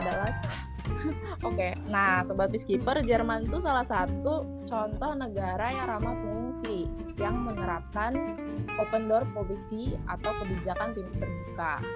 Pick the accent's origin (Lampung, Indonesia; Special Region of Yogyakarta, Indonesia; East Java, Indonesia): Lampung, Indonesia; now in Jakarta, Indonesia; Aku asalnya dari Lampung, tapi sekarang berdomisili di Jakarta